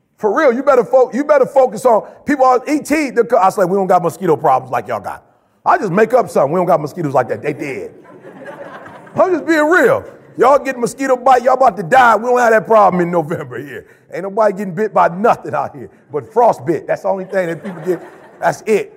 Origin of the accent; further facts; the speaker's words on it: Chicago, Illinois, United States; moved away; I'm from Chicago originally